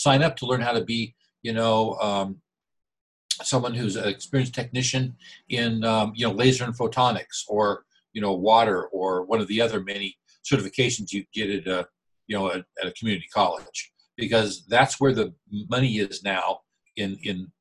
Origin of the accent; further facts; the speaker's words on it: Escondido, California, United States; now in Temecula, United States; born and raised in Escondido, just down the road